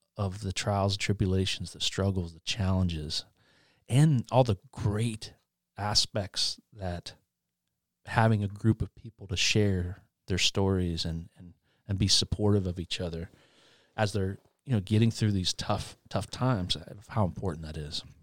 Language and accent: English; Albany, Indiana, United States; also born or lived in Muncie, Indiana; Grew up in Albany, which is a small town outside of Muncie.